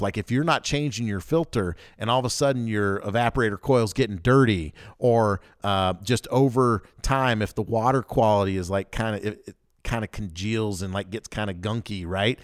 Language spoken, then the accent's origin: English; the South, United States; I grew up in the South, so I can call myself like a redneck